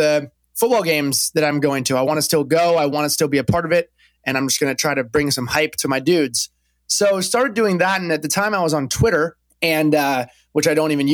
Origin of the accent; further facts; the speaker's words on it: Napa, California, United States; moved away as an adult; also born or lived in Corvallis, Oregon; I'm originally from California. I grew up in Napa Valley